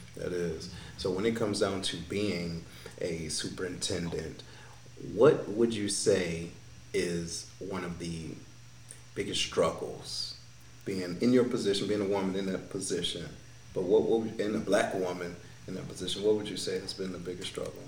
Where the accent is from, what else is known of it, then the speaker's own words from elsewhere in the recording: Detroit, Michigan, United States; moved away; coming from Detroit, the individuals that I grew up